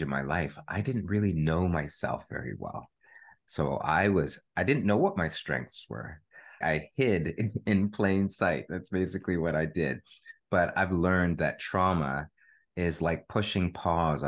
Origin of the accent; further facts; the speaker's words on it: Canada; I am a Canadian born to Jamaican parents